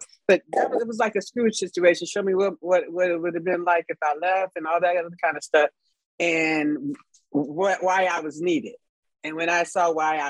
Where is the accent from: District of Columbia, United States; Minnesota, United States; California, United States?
California, United States; Los Angeles; I grew up in South Central Los Angeles